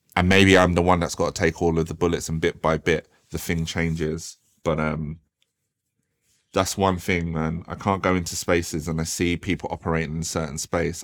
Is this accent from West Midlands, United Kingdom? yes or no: no; Croydon, London, United Kingdom; also born or lived in Thornton Heath / Norbury / South Norwood; when I was growing up in Croydon, like it was absolutely wild, wild west.